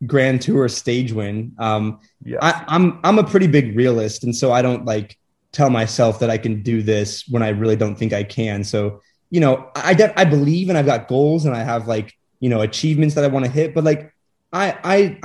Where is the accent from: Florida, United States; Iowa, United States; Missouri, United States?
Missouri, United States; Kansas City; I came from Kansas City